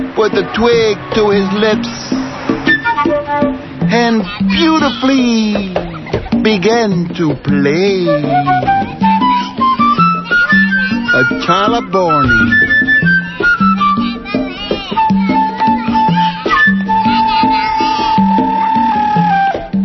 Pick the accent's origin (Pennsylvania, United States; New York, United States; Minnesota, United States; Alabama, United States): New York, United States; also born or lived in Puerto Rico / Cuba; now in Berkeley, United States; I was born in Nueva York, 9/30/28.